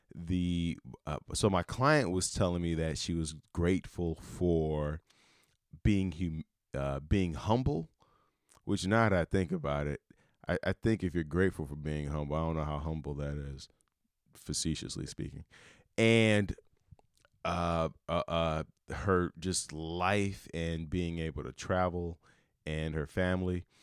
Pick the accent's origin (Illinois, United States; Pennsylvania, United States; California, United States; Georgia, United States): Illinois, United States; Chicago; I'm from Chicago, big Bears fan